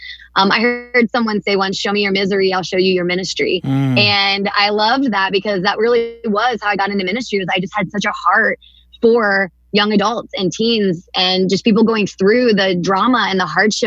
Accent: Atchison, Kansas, United States; I was born and raised here in Kansas. My parents went to Benedictine College and graduated from there and then settled here in Atchison

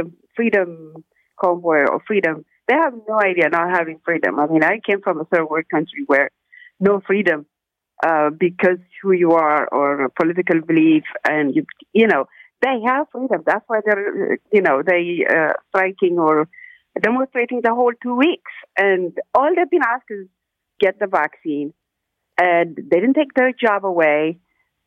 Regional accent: Ethiopia; moved away; I'm from Ethiopia

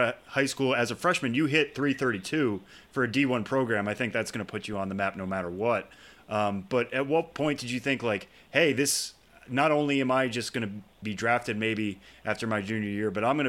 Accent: Massachusetts, United States; I grew up in Massachusetts.

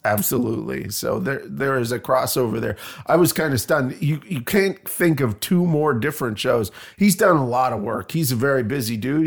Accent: Canada; moved away as an adult; also born or lived in Toronto, Canada; now in Bloomington, United States; I am Canadian.

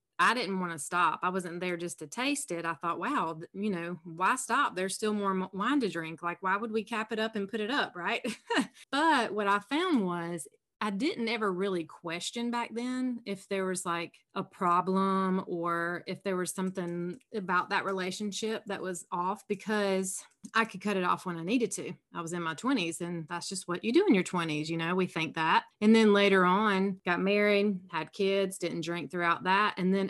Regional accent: South Carolina, United States; accent: Southern; I'm from South Carolina. I'm sure your listeners will be able to tell there's a little Southern accent there.

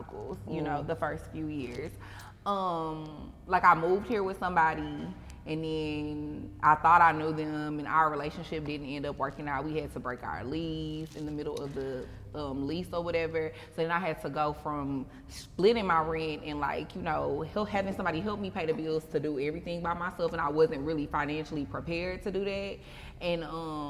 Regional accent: Houston, Texas, United States; I'm from Houston.

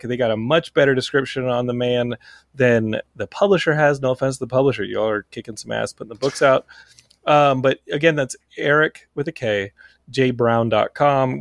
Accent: Texas, United States; Texas, my home state

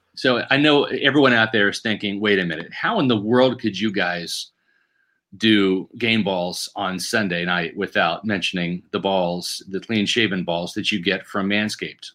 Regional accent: Overland Park, Kansas, United States; my hometown, Overland Park, Kansas

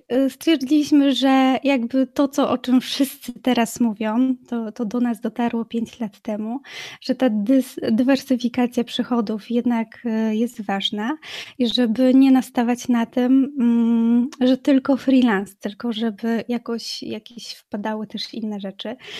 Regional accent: Racibórz, Silesian Voivodeship, Poland; moved away as an adult; also born or lived in Wrocław / Germany; now in Racibórz, Poland; do Raciborza, do mojej rodzinnej miejscowości

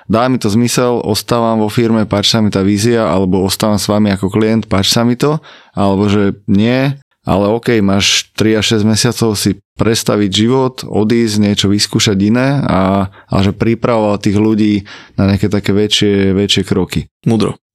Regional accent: Bratislava, Bratislava Region, Slovakia; tým, že som z Bratislavy, tak som veľký ambasador Bratislavy

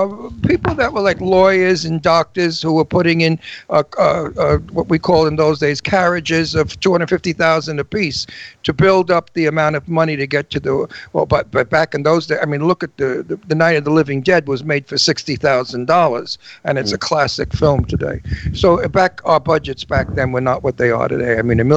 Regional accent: New York City, New York, United States; I'm from Brooklyn.

